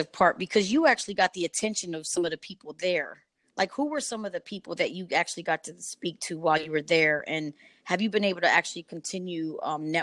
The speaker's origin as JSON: {"language": "English", "town": "St. Louis", "region": "Missouri", "country": "United States", "tie": "born or raised there", "moved": "yes", "said": "Yes, born and raised in St. Louis"}